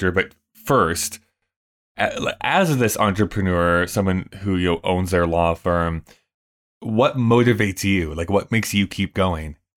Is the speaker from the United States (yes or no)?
no; Saskatoon, Saskatchewan, Canada; born or raised there; moved away as an adult; also born or lived in Ottawa; now in Calgary, Canada